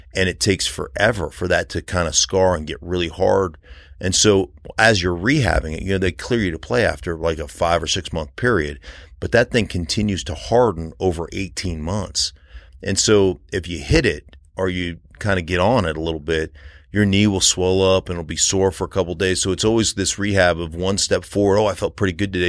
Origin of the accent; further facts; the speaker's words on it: Anchorage, Alaska, United States; moved away as an adult; also born or lived in Idaho; now in Colorado, United States; I grew up in Alaska